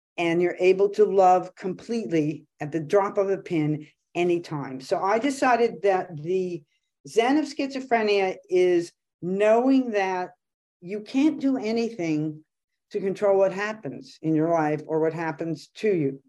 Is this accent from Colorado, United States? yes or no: no; Los Angeles, California, United States; here in L A, which, you know, my hometown